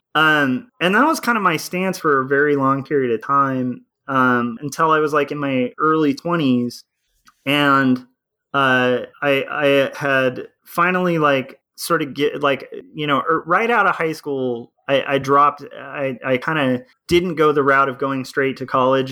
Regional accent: California, United States; also born or lived in Tarzana, California / Texas; I was born in Tarzana, California, and then we moved from there to um, Texas

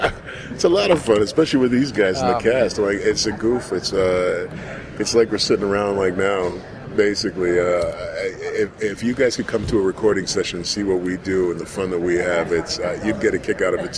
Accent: New York, United States; moved away; the Upper West Side. This is my hometown

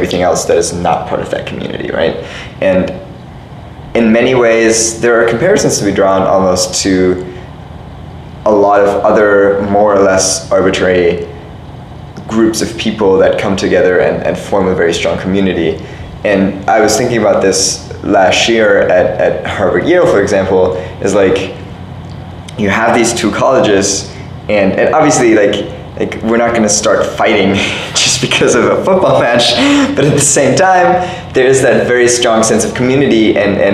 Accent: Germany; moved away as an adult; also born or lived in Italy; now in Cambridge, United States; I don't necessarily really self-identify as super German or super Italian or super European

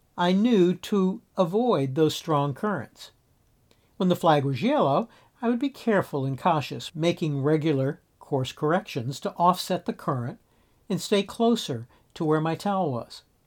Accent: South Florida, United States; I grew up in South Florida and spent a lot of time at the beach

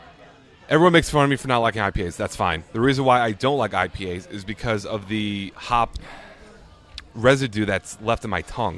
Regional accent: New Jersey, United States; out of my home state of New Jersey.

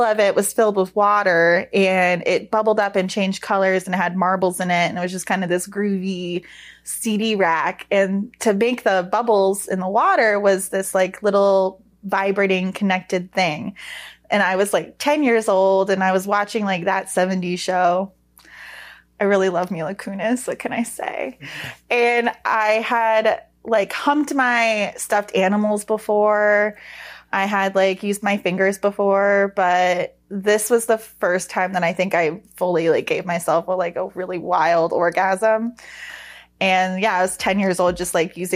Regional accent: Daytona Beach, Florida, United States; I grew up in Daytona Beach, Florida

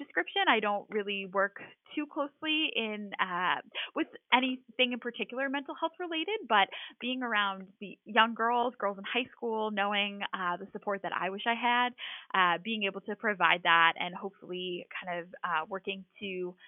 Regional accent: Massachusetts, United States; I am from a small town in Massachusetts. I have lived in the Boston area my whole life.

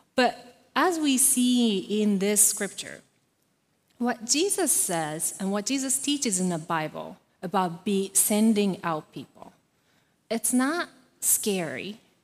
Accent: Japan; moved away as an adult; I was born and raised in Japan

